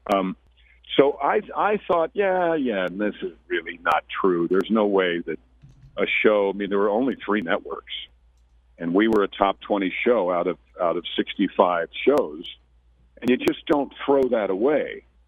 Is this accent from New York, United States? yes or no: yes; Mount Kisco, New York, United States; I grew up in Mount Kisco, New York, doing theater since 1968